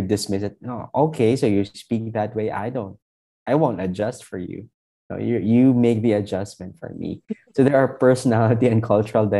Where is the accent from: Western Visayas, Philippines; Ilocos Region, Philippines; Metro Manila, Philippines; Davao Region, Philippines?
Western Visayas, Philippines; Hiligaynon; accent: Hiligaynon; English is a second language; moved away; also born or lived in Manila; So from a Hiligaynon background, studying in the metropolis